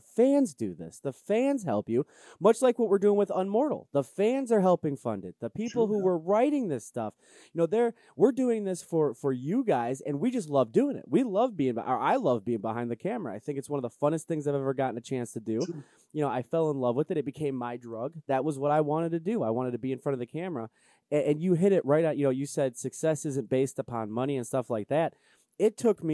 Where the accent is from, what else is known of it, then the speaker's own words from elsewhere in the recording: Cleveland, Ohio, United States; I'm from Cleveland